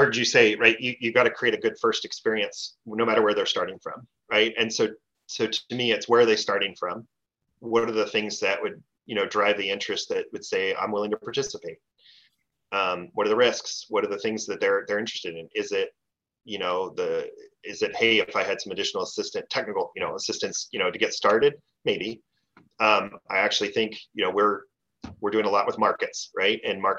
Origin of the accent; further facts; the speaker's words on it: East Coast, United States; I grew up on the East Coast, right?